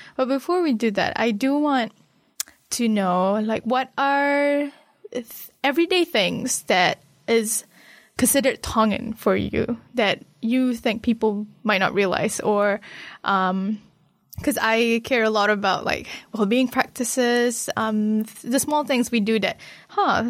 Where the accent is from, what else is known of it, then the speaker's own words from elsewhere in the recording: Malaysia; now in New Zealand; from Malaysia. I grew up there